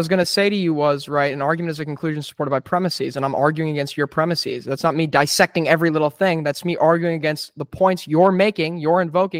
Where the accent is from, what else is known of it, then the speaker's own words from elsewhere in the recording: New York City, New York, United States; I'm from New York City.